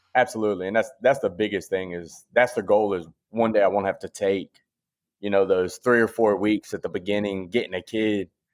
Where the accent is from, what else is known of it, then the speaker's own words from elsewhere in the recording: Clayton County, Georgia, United States; I'm from Clayton County, Georgia. I went to Lovejoy High School